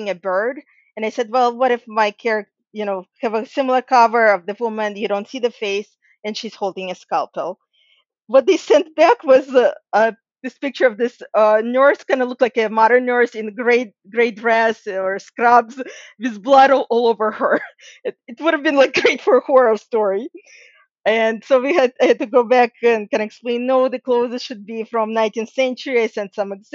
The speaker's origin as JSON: {"language": "English", "country": "Ukraine", "moved": "yes", "said": "And I'm actually from Ukraine myself originally"}